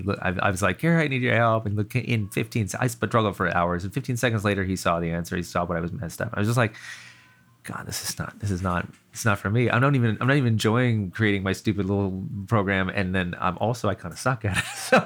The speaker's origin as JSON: {"language": "English", "region": "California", "country": "United States", "tie": "born or raised there", "also_born_or_lived": "East Coast", "said": "So I'm from the East Coast, but then around fourth grade, I moved out to Northern California, and I was there through the end of high school."}